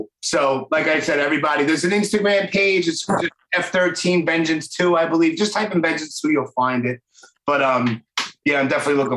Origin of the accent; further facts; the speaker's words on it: New York City, New York, United States; accent: Brooklyn; my stupid Brooklyn accent